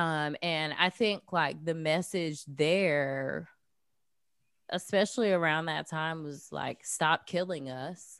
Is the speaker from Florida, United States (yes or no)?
yes; Jacksonville, Florida, United States; moved away as an adult; also born or lived in New York City / Los Angeles; I grew up in Jacksonville, Florida